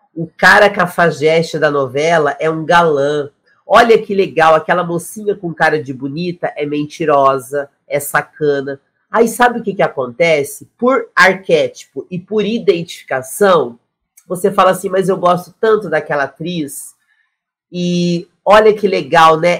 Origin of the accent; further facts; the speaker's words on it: South Region, Brazil; eu sou do Sul também